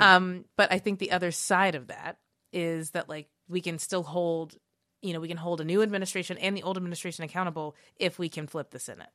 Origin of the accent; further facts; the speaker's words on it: Kentucky, United States; growing up in Kentucky